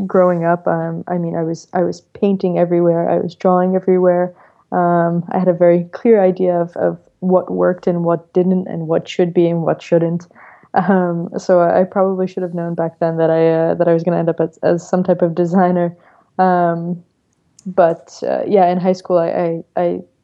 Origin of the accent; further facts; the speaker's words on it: New York, United States; I'm born and raised in New York, Brooklyn to be exact